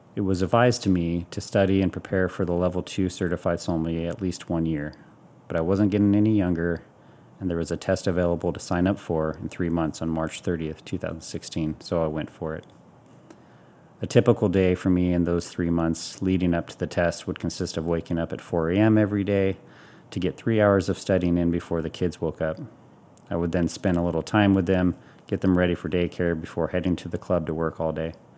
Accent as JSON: {"language": "English", "region": "Hawaii", "country": "United States", "tie": "born or raised there", "said": "growing up in Hawaii"}